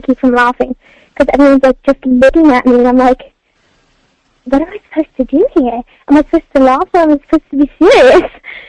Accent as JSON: {"language": "English", "town": "Oxford", "region": "South East England", "country": "United Kingdom", "said": "I was like … I'm from Oxford."}